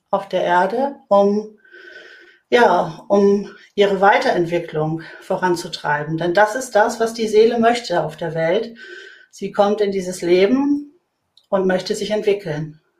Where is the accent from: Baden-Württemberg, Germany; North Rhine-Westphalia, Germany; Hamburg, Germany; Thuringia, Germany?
Hamburg, Germany; Ich bin äh, Hamburgerin, äh, Bankerin seit 30 Jahren